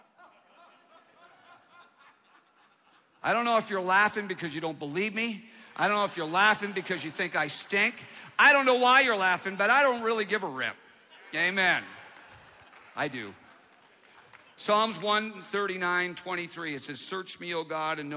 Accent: Canada; now in United States; I'm from Canada. I'm an immigrant

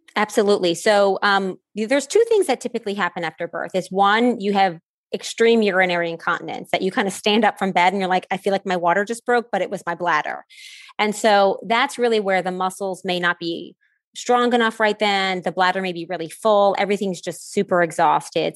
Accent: New Orleans, Louisiana, United States; being from New Orleans, I say it different than Y'all in Connecticut

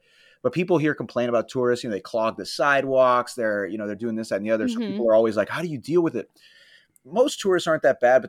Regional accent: Florida, United States; moved away as an adult; now in New York, United States; So my background is I'm originally from Florida. I went to college in Florida. I went to the University of Florida.

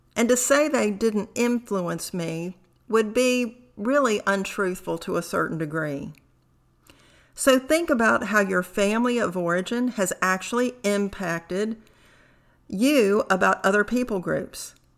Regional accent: United States; also born or lived in Tehran, Iran; My adoptive parents left Tehran when I was two years of age. Since then, my background, values, behaviors have been ingrained as an American

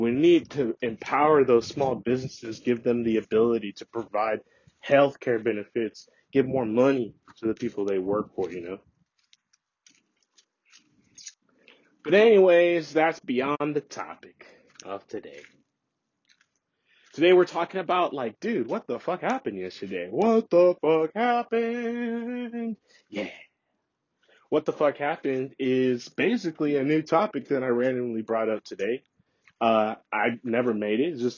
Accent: San Francisco Bay Area, California, United States; I was born here in the Bay Area

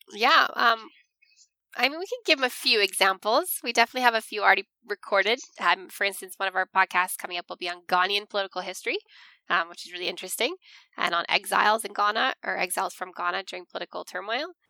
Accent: Canada; moved away; I am from Canada, as you can tell from my accent

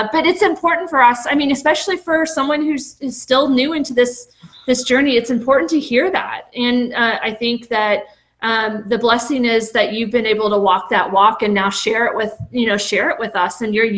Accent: the South, United States; accent: Southern; I told you by the end of the night I probably would have my Southern accent back, but I think I did good.

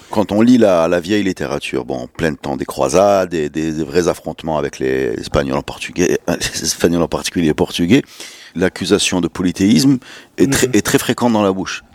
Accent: Morocco; quand on dit qu'on est marocain

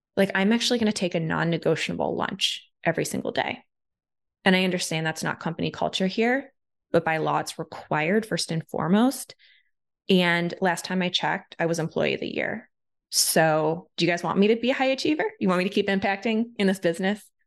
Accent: Ohio, United States; I'm from Ohio. Like I didn't grow up with a ton of money, you know, out in the Midwest.

